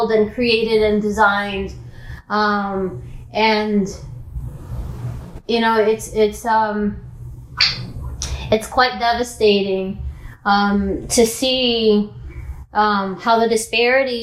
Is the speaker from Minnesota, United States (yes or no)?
no; New York City, New York, United States; also born or lived in Dominican Republic; I was raised in Washington Heights, which is a predominantly Dominican community